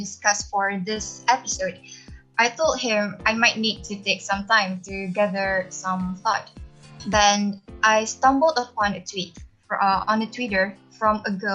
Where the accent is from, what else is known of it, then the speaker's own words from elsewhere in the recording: Penang, Malaysia; I'm from Penang, Malaysia